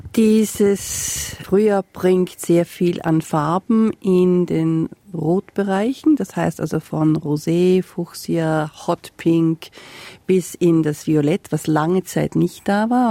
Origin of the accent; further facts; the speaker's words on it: Salzburg, Austria; now in Castlemaine, Australia; in Österreich, wo ich herkomme, aus Salzburg